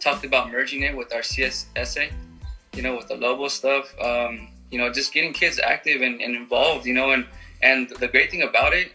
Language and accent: English; Greenfield, United States; I grew up here in Greenfield